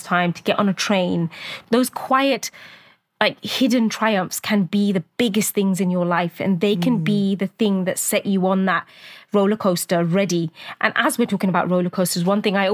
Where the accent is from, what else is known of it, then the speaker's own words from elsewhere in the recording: Luton, East of England, United Kingdom; from Luton.